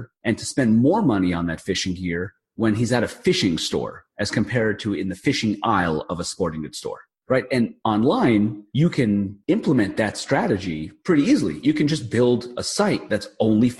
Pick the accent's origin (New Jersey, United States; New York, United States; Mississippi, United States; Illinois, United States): New York, United States; I'm from New York